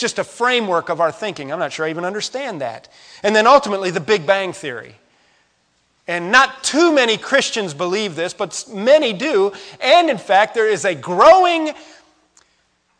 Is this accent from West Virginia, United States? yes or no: yes; West Virginia, United States; we're from West Virginia